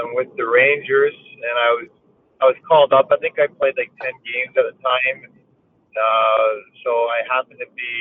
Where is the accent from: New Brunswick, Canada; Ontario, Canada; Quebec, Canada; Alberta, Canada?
Ontario, Canada; Delhi; Delhi is the town that I grew up in. So Norfolk County is the municipality